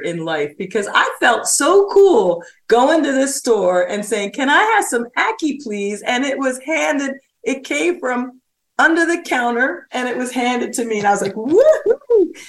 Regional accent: Plainfield, New Jersey, United States; I'm Jamaican on both sides, and my mother would send me in Plainfield, New Jersey to this Jamaican store

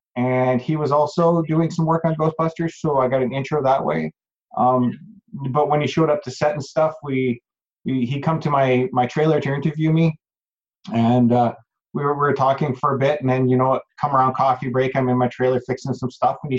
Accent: Calgary, Alberta, Canada; also born or lived in High River; this is the first movie that I've done in my hometown.

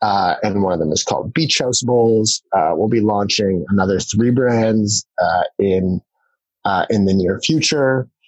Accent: Vancouver, British Columbia, Canada; moved away as an adult; also born or lived in New York / Hong Kong / San Francisco; I'm Canadian originally, born and raised in Vancouver, went to McGill University. And following McGill, spent around 7 years in finance, all with Credit Suisse, between New York, Hong Kong, and then most recently, prior to starting The Naked Market, San Francisco.

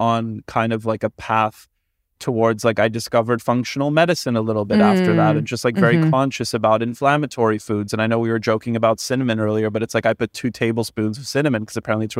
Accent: Canada; I'm Canadian

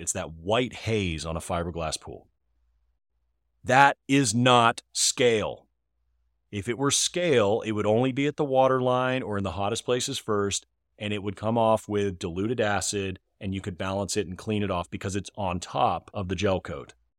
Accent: Northern Virginia, United States; I'm from Northern Virginia

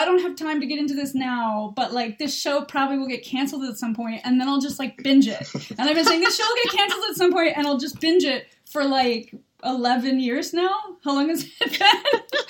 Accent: United States; now in United Kingdom; I'm an American. I live in the UK.

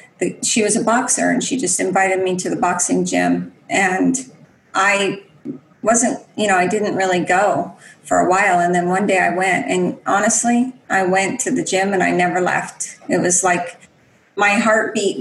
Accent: Spokane Indian Reservation, Washington, United States; I grew up, you know, on the Spokane Indian Reservation

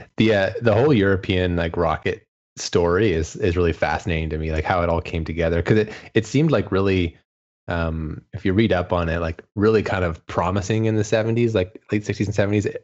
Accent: Canada; being Canadian, I'm technically an ESA member state

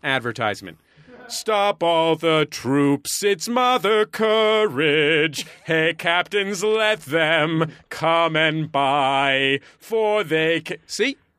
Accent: San Francisco, California, United States; also born or lived in Santa Cruz / Berkeley; I grew up in San Francisco

